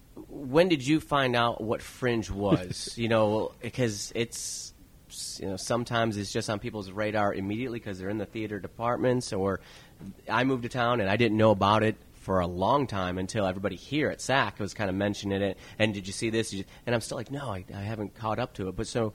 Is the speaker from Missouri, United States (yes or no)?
no; Chicago, Illinois, United States; moved away as an adult; I'm from Chicago